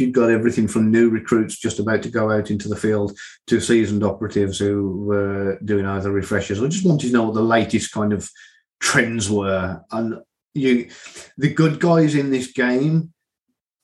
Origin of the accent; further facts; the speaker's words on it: Midlands, United Kingdom; moved away; my hometown in the Midlands